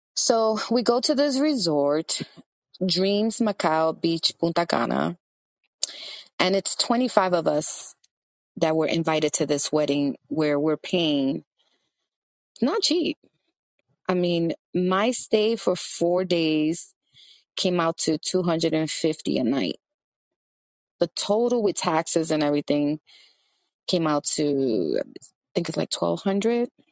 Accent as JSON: {"language": "English", "town": "New York City", "region": "New York", "country": "United States", "tie": "born or raised there", "said": "I grew up in Washington Heights in the 80s"}